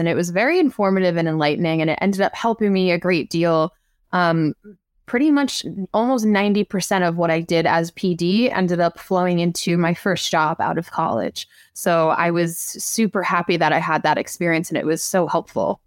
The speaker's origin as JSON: {"language": "English", "area": "Long Island", "region": "New York", "country": "United States", "tie": "born or raised there", "said": "I'm from Long Island"}